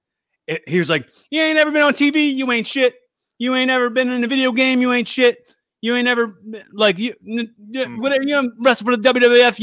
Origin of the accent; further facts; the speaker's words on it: Philadelphia, Pennsylvania, United States; I'm from Philly